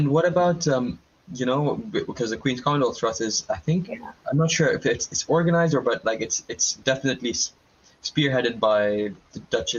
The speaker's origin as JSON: {"language": "English", "country": "Saudi Arabia", "tie": "born or raised there", "said": "growing up in Saudi Arabia, you know, like I had lots of situations where I didn't understand the Arabic"}